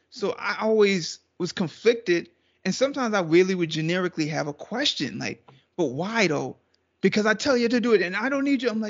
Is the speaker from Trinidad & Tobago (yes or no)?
yes; Trinidad & Tobago